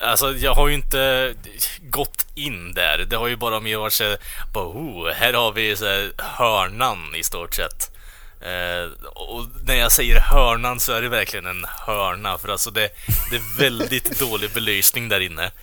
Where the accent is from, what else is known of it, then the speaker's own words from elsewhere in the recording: Norrland, Sweden; vi är från Norrland